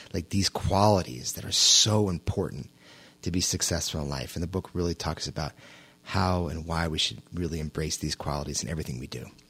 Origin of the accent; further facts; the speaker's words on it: New York, United States; I was born and raised in New York.